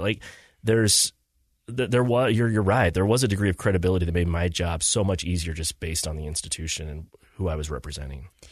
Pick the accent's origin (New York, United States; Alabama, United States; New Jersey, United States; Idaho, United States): Idaho, United States; Aberdeen; also born or lived in Sterling, Idaho; now in Utah, United States; born and raised, same house, same community, uh, the entire time